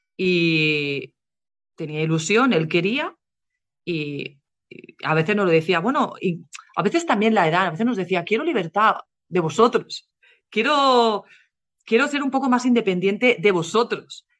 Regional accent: Spain; moved away as an adult; also born or lived in England; now in United Kingdom; cuando yo me fui de España

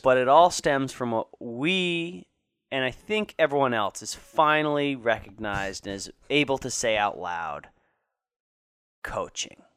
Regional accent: Florida, United States; moved away; Irma didn't do too much damage to my hometown

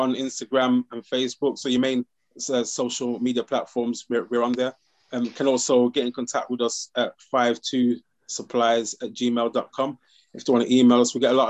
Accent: Birmingham, West Midlands, United Kingdom; now in Sheffield, United Kingdom; I'm from Birmingham side

